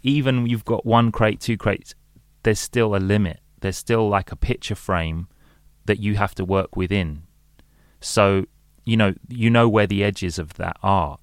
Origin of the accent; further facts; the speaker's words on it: London, United Kingdom; I'm, I'm from London and I grew up in London